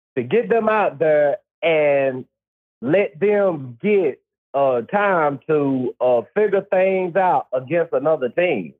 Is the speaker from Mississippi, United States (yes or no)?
yes; Mississippi, United States; I grew up in Mississippi